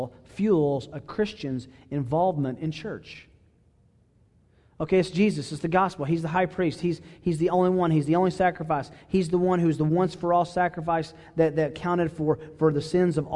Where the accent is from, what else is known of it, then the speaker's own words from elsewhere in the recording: Chattanooga, Tennessee, United States; I grew up in Chattanooga, Tennessee